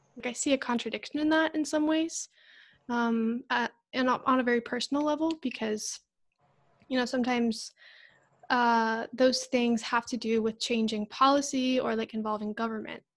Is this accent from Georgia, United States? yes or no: no; Northern Virginia, United States; I grew up in Northern Virginia, which is a very diverse city.